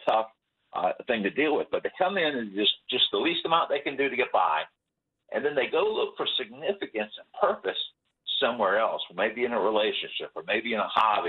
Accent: South Florida, United States; I grew up in South Florida.

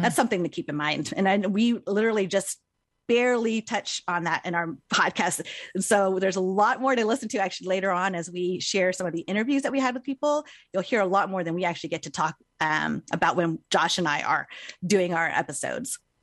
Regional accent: United States; I grew up here in America, but I am Chinese American.

